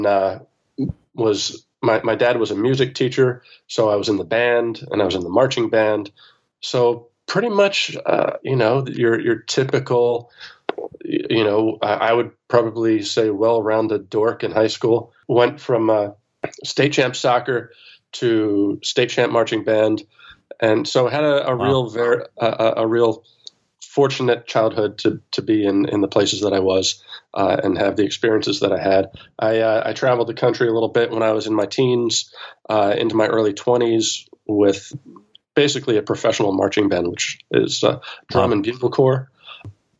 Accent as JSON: {"language": "English", "area": "suburbs of Philadelphia", "region": "Pennsylvania", "country": "United States", "tie": "born or raised there"}